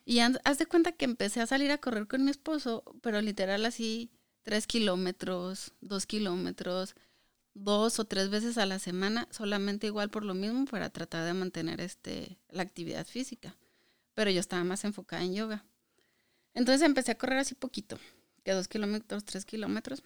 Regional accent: Hidalgo del Parral, Chihuahua, Mexico; moved away as an adult; now in Michigan, United States; soy mexicana eh, y soy del estado de Chihuahua, pero de un municipio que se llama Hidalgo del Parral.

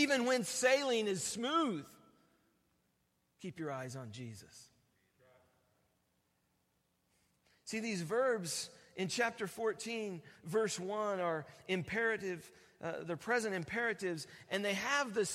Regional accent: Oregon, United States; I'm from Oregon

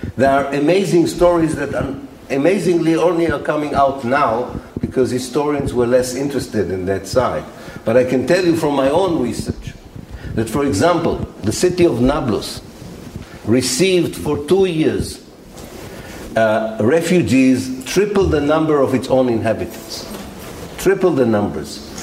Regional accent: Haifa, Haifa District, Israel; from my hometown, Haifa

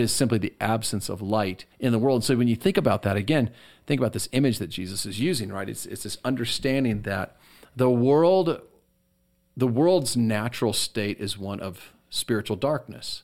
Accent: United States; us as American Christians

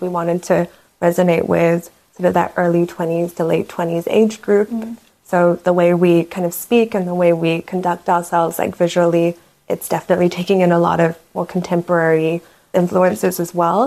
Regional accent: New Zealand; also born or lived in Myanmar; I'm from Myanmar originally, from Burma, as some people know it. Um, but I grew up in New Zealand, so spent most of my childhood between the two countries. I moved there when I was like five or six years old

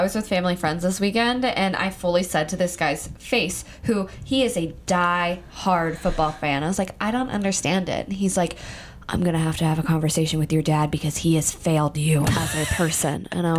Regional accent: Pennsylvania, United States; now in New York City, United States; I'm from Pennsylvania.

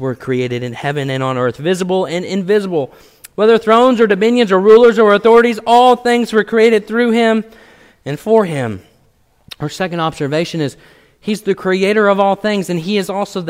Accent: Washington, United States; now in Missouri, United States; Before I moved to Missouri, I was born in Washington State

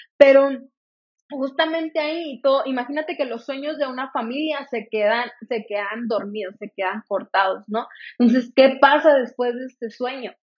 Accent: Salamanca, Guanajuato, Mexico; also born or lived in Irapuato, Guanajuato; yo nací soy de, de Irapuato, Guanajuato, para los que me conozcan, a, lo mejor ya saben, para los que no, pues soy de, de Irapuato, Guanajuato, eh, crecí en el estado de Guanajuato, a los tres años me mudé a Salamanca

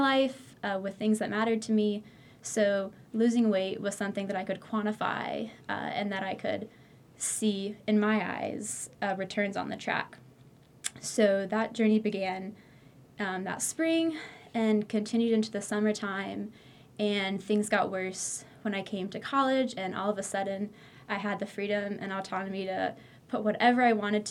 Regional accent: Greensboro, North Carolina, United States; I'm from Greensboro, North Carolina, Tar Heel born and raised

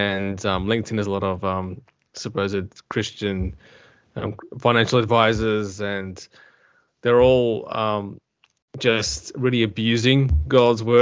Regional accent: Adelaide, South Australia, Australia; I am from Australia, to be specific, South Australia in Adelaide

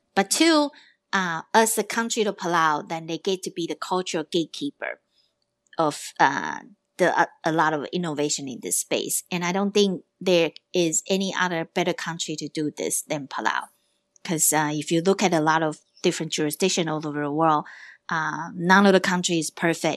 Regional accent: Taiwan; I'm from Taiwan, so I am also a Pacific Islander at heart

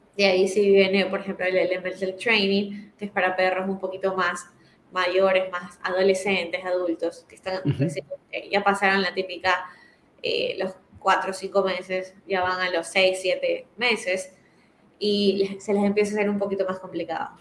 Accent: Ecuador

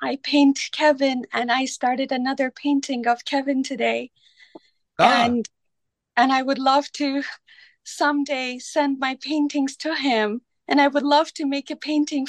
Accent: Iran; now in Seattle, United States; I live in Seattle. I'm originally Persian from Iran.

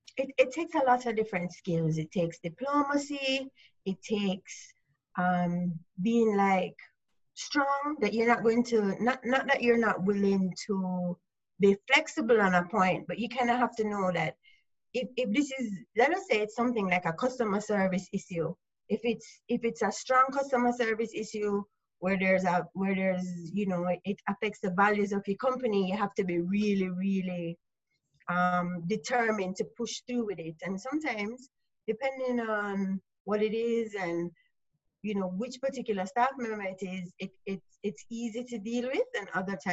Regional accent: Jamaica; I'm Jamaican. I'm in Jamaica. I run my own small business here.

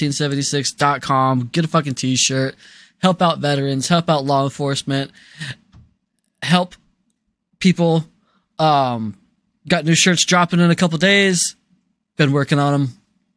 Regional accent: the South, United States; I'm from the South. I'm from a very racist area.

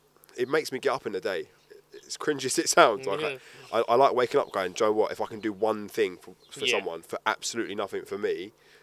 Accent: London, United Kingdom; So I was born in Farmer Hospital in Bromley, London. Yeah. And then I lived there for 15, 16 years. And then my dad, I come from a proper standard South East London family

